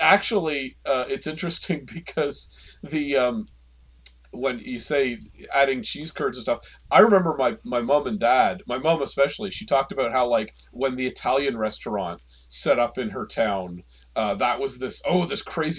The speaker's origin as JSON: {"language": "English", "region": "Ontario", "country": "Canada", "said": "I'm from Ontario"}